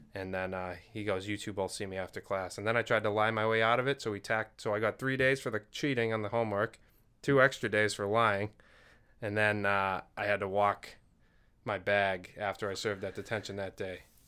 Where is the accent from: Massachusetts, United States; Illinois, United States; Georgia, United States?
Massachusetts, United States; Duxbury; born or raised there